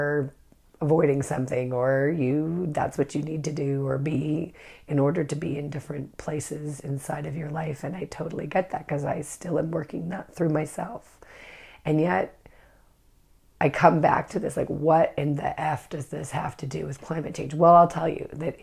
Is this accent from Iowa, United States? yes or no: no; Northern California, United States; I'm from Northern California.